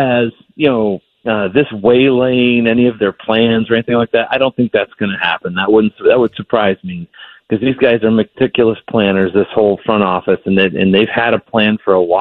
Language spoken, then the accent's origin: English; Brighton, Michigan, United States; moved away; I'm from Brighton, which is like 20 minutes away